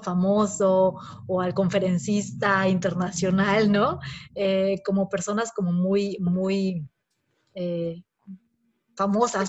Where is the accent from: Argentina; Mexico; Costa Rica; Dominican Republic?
Mexico; moved away; somos como mexicanas viviendo en el extranjero